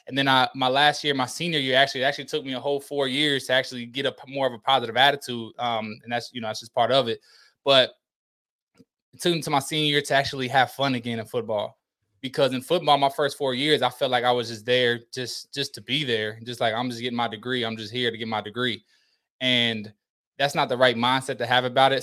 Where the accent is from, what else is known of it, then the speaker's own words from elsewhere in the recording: Indiana, United States; moved away as an adult; also born or lived in Bowling Green, Kentucky; I'm from Indiana